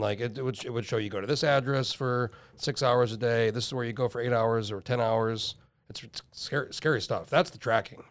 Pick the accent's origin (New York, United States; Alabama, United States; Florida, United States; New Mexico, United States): New Mexico, United States; Albuquerque; moved away as an adult; now in Alaska, United States; moved here when I was nineteen and oh four and I grew up in New Mexico.